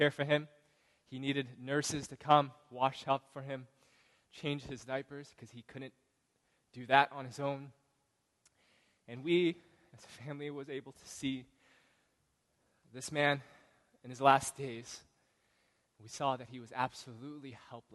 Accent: Chicago, Illinois, United States; moved away; I'm from Chicago

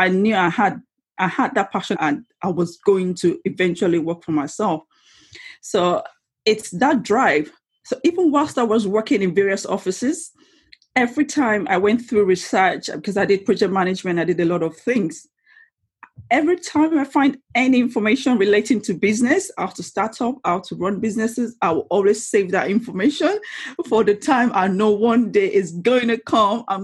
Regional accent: Lagos, Nigeria; moved away as an adult; now in Rainham, United Kingdom; I was born and raised in Lagos in Nigeria, western part of Africa, and I moved to United Kingdom in 2004 after I finished my university

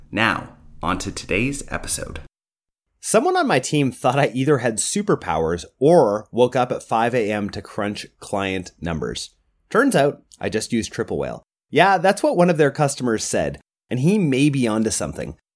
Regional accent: Canada; I am actually Canadian

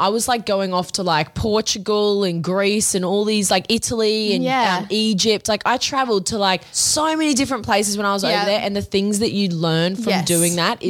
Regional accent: Australia; we're obviously from Australia, it's so far away.

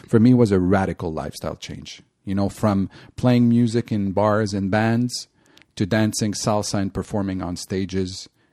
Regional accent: Montreal, Quebec, Canada; I'm from Montreal

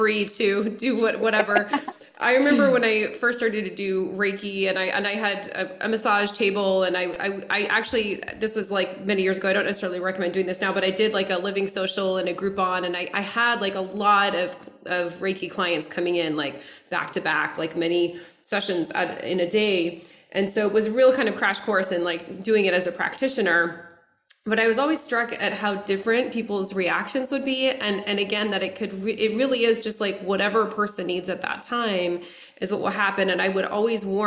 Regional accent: Lafayette, United States; moved away as an adult; also born or lived in Denver; now in Los Angeles, United States; moved from my hometown Lafayette to Denver, to Los Angeles

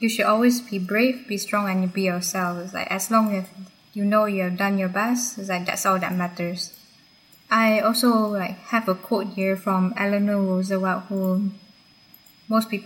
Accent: Selangor, Malaysia; moved away; my home country, Malaysia.

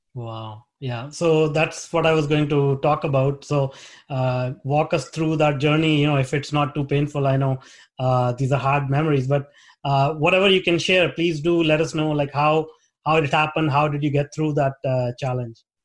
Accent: India; moved away as an adult; now in Vancouver, Canada; I grew up in India

